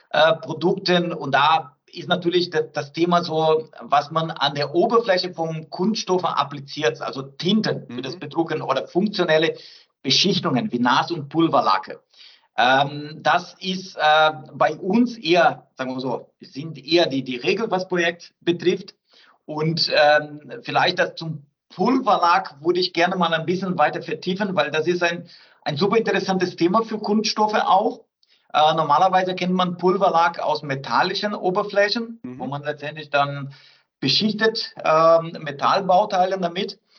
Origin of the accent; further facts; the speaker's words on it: South Brazil, Brazil; German is a second language; Ich bin Brasilianer, ich komme aus Südbrasilien, ich bevorzuge natürlich einen Rindersteak